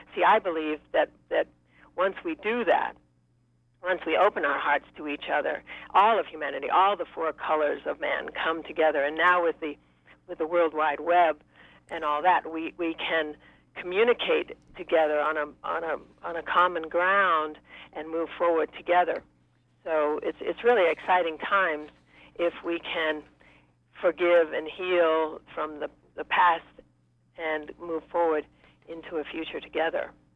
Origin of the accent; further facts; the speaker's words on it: Maine, United States; when I was a, a teenager in Maine, I grew up in Maine